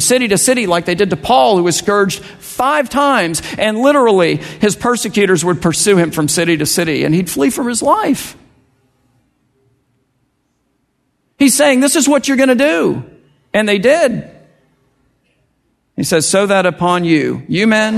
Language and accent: English; United States; as American evangelical Christians